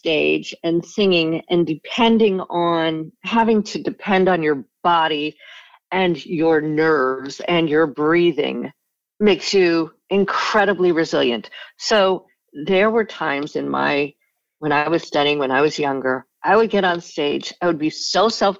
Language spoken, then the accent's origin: English; New York, United States; also born or lived in Rye, New York / New Haven / Australia; I grew up in New York